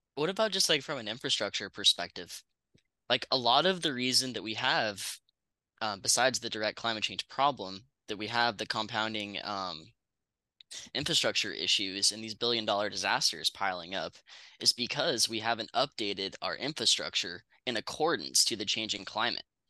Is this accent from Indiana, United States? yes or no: no; Northern California, United States; I grew up in Northern California